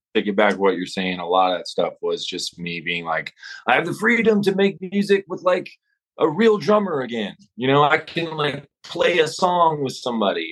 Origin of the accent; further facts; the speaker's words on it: Amarillo, Texas, United States; moved away as an adult; also born or lived in Los Angeles; I'm in Amarillo, my hometown